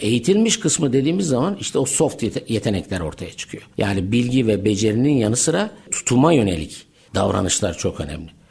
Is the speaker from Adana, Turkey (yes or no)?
yes; Adana, Turkey; moved away as an adult; also born or lived in Ankara; bin dokuz yüz yetmiş dört Adana, güzel Adana'da dünyaya geldim.